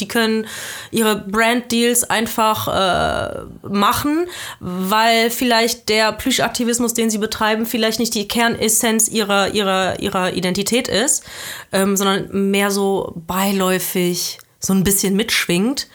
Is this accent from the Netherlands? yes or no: no; Belgium; now in Germany; Ich bin, ich bin halb Deutsche, halb Südafrikanerin, aber ich bin in Belgien aufgewachsen